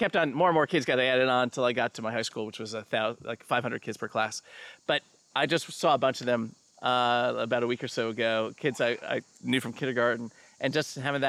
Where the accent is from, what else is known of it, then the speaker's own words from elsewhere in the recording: New Jersey, United States; moved away as an adult; also born or lived in New York City; now in Baltimore, United States; I'm from New Jersey, grew up in New Jersey, but I've been in Baltimore now for about 30 years.